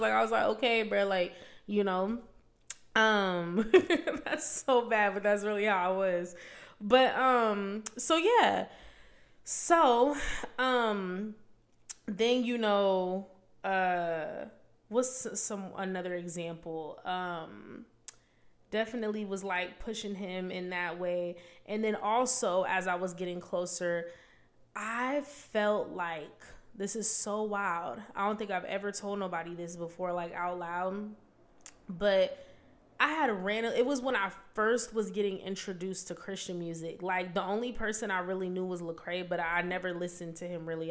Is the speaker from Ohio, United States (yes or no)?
no; Vancouver, Washington, United States; moved away as an adult; I'm from Vancouver, Washington.